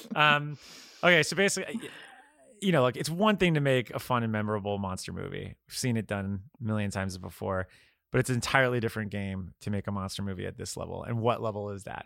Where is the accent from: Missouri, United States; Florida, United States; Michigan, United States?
Florida, United States; I'm from Florida